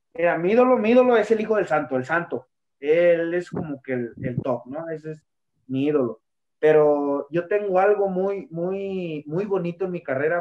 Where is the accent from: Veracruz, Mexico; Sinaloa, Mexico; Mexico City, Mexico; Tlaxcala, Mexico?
Tlaxcala, Mexico; Yo soy de Tlaxcala y, y llegar a Pachuca, pues eran dos horas, viajar diario